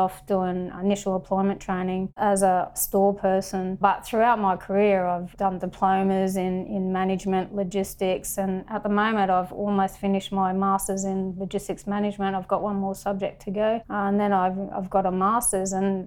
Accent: North Stradbroke Island, Queensland, Australia; moved away as an adult; also born or lived in Brisbane, Australia; I was born in Brizzy and I moved over to beautiful Minjeribo, North Stradbroke Island, home of the Kwanamuka people. And I pretty much lived there until I was 17

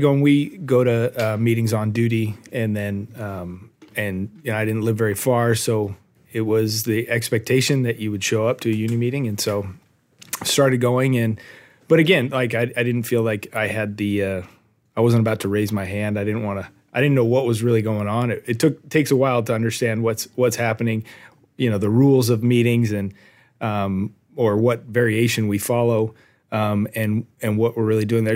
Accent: Arcadia, California, United States; also born or lived in West Virginia; I was born and raised in Arcadia

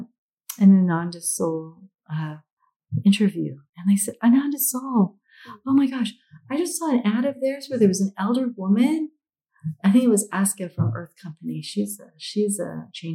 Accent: United States; the United States is where I was raised, even though I'm Filipino.

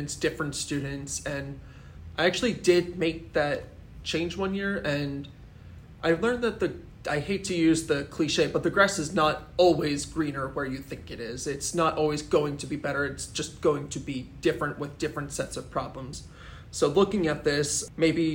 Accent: Philadelphia, Pennsylvania, United States; moved away as an adult; now in Florida, United States; I moved from the Philadelphia area to Florida about 2 months after I got married

